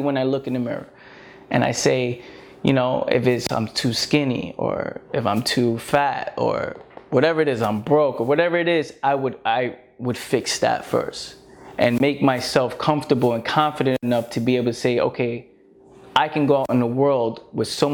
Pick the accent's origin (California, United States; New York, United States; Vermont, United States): New York, United States; New York City; I was born in the Bronx, no opportunities around